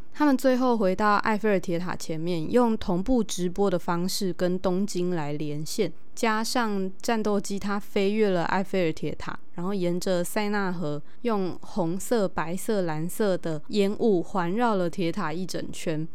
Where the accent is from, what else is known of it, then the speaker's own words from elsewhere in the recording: Tainan, Taiwan; 我自己毕竟也是土生土长的台南人